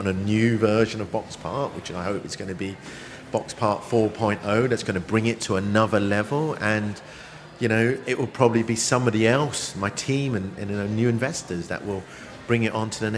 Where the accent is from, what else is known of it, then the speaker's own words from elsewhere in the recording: Brighton, South East England, United Kingdom; Brighton's my hometown